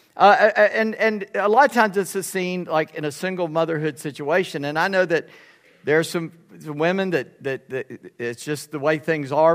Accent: Charleston, South Carolina, United States; I'm from Charleston. We had gators there

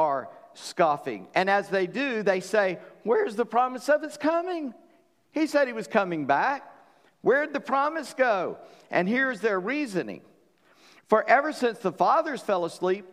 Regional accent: Charleston, United States; I grew up in Charleston

